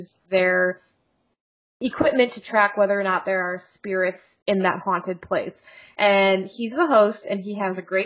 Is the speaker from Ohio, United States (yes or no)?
yes; Ohio, United States; also born or lived in near Chicago; now in Chicago area, United States; I'm from Ohio